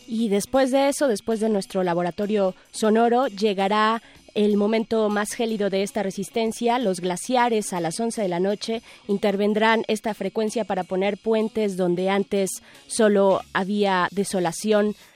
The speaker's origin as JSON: {"language": "Spanish", "country": "Mexico", "said": "el elote eh, nos representa como mexicanos"}